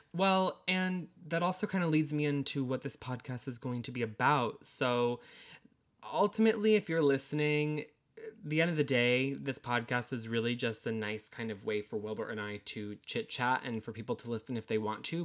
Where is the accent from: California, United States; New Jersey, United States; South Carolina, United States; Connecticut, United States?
Connecticut, United States; now in Massachusetts, United States; I am from Connecticut, but currently reside in Massachusetts